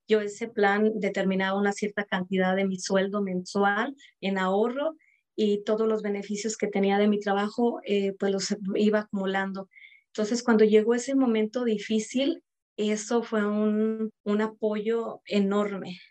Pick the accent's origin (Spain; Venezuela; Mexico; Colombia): Mexico; moved away as an adult; now in United States; soy de México, hija de mayor de seis